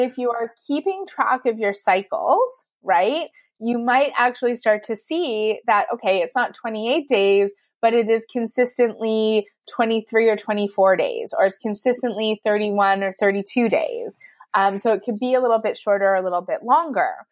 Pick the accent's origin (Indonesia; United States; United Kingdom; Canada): Canada; I'm from Canada